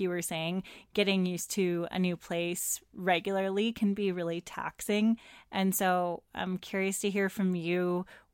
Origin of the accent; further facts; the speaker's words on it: Seattle, Washington, United States; I grew up in the Northwest in Seattle